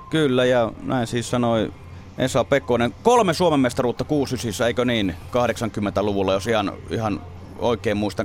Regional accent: Jyväskylä, Central Finland, Finland; mä oon itse Jyväskylästä kotosi

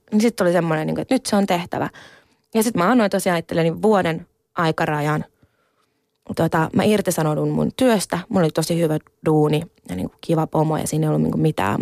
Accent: Finland; mä oon itse siis ihan siis täysin suomalainen, että mä oon syntynyt Suomessa

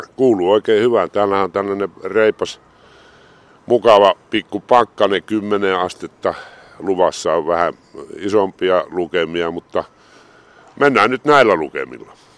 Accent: Mikkeli, South Savo, Finland; moved away as an adult; also born or lived in Heinola / Helsinki; kyllähän tää on niin kuin kerta kaikkiaan mun kotikaupunki

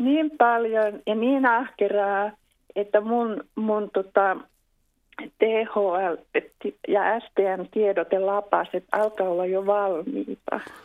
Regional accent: Helsinki, Uusimaa, Finland; now in Espoo, Finland; olen syntynyt Helsingissä, mutta kyllä mä nyt pääosin täällä olen Espoossa asunut vuosikymmenet.

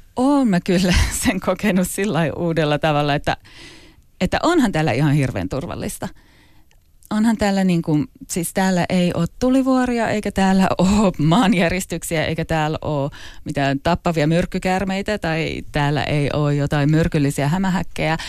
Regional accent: Finland; moved away as an adult; also born or lived in London / Asia; tuntee itsensä suomalaiseksi

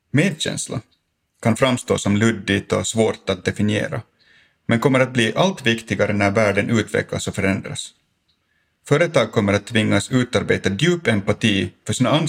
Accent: Finland; För mig personligen har det sociala och känslomässiga skyddsnät jag fick när jag växte upp i Finland varit helt grundläggande.

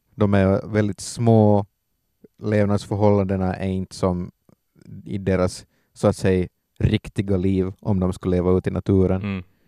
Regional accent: Ostrobothnia, Finland; also born or lived in Vaasa; som österbottningar

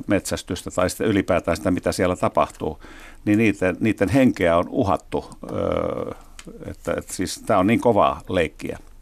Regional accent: Helsinki, Uusimaa, Finland; tällaisen helsinkiläispojan

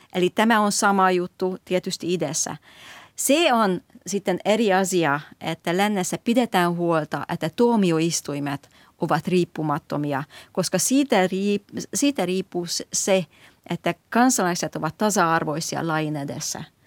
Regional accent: Hungary; now in Finland; minä olen kasvanut Unkarissa

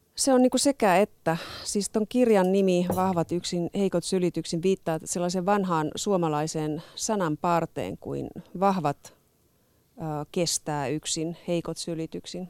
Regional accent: Oulu, North Ostrobothnia, Finland; moved away; also born or lived in Southern Finland; mä itse olen Oulusta kotoisin

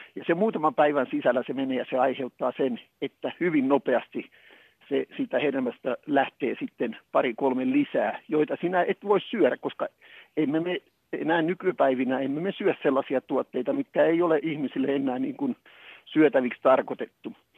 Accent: Tampere, Pirkanmaa, Finland; muistan pikkupoikana, kun menin ja Tampereella

